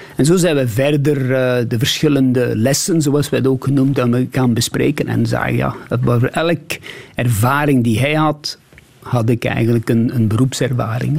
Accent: Beringen, Flanders, Belgium; moved away as an adult; also born or lived in Sweden; Limburg is, eh, is ook de plaats waar ik geboren ben, waar ik gestudeerd heb

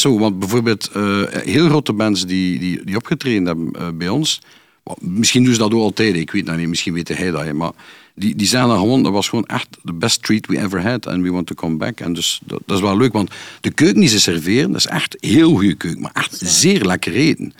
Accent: Kortrijk, Flanders, Belgium; bij ons in Kortrijk

